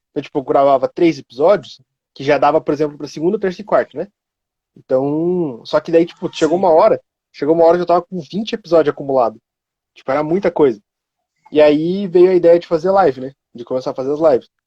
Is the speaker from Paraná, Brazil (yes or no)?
no; Cotia, São Paulo, Brazil; Eu sou daqui de Cotia.